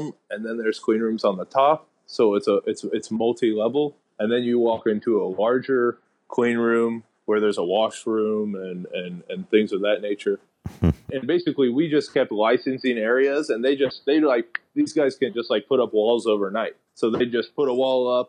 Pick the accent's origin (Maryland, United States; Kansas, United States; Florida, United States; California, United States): Kansas, United States; Lawrence; moved away as an adult; also born or lived in Denver, Colorado; now in Puerto Rico; I'm from Lawrence, Kansas